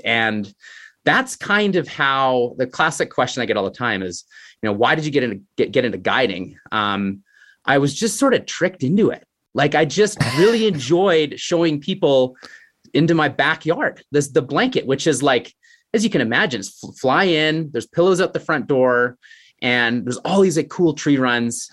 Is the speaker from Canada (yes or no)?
yes; Canmore, Alberta, Canada; growing up in Canmore, I got introduced to a great skiing community.